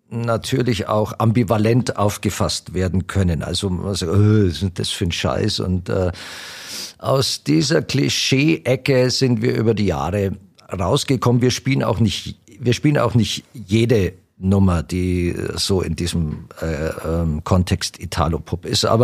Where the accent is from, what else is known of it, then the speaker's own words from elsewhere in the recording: Italy; now in Germany; wenn ich jetzt als Italiener auf, auf eher die, die äh, traditionellen oder die, die, die Singer-Songwriter, die bei uns nicht bekannt sind